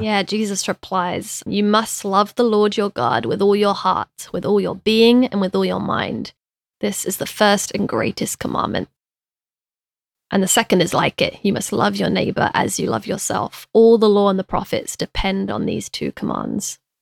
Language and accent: English; United Kingdom; I'm British as well